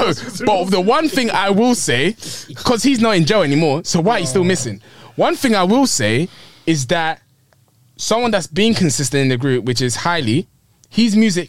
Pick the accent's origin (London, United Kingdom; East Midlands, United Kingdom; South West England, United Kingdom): London, United Kingdom; I'm from West London.